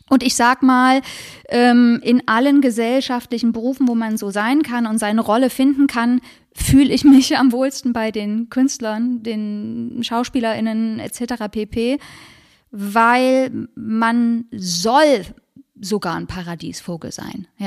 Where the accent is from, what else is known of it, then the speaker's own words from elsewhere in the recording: Leipzig, Saxony, Germany; born there; Ja, in Leipzig